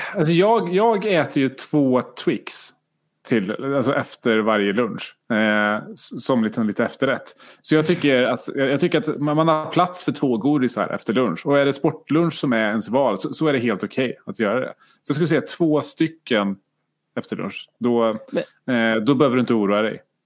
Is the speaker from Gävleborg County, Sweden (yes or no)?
no; Karlstad, Värmland, Sweden; jag är från Karlstad och, och Färjestad